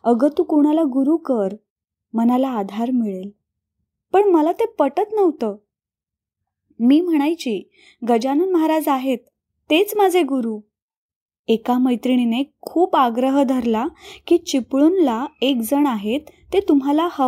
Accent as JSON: {"language": "Marathi", "town": "Sangli", "region": "Maharashtra", "country": "India", "tie": "born or raised there", "lives_now": "Pofali, India", "said": "सांगली माझं माहेर आणि पोफळी माझं सासर एकोणीसशे चौऱ्याहत्तरला माझं लग्न झालं"}